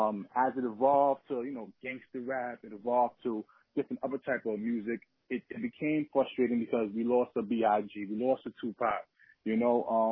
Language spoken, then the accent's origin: English; New York, United States; Oh, yeah, Lower East Side. Yeah, Lower East Side.